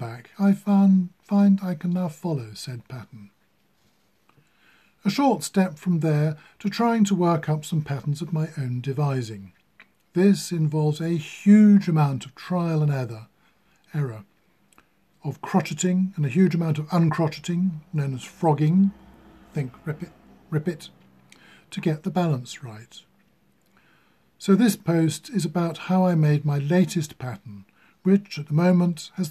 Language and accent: English; United Kingdom; I am British